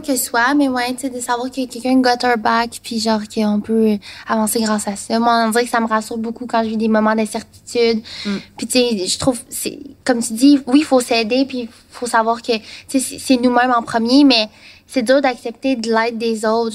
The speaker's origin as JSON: {"language": "French", "region": "Quebec", "country": "Canada", "also_born_or_lived": "Taiwan", "said": "je suis québécoise"}